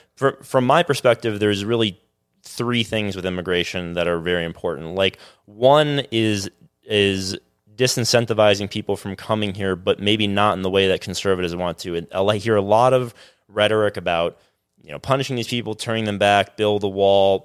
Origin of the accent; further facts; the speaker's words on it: South Florida, United States; I'm from South Florida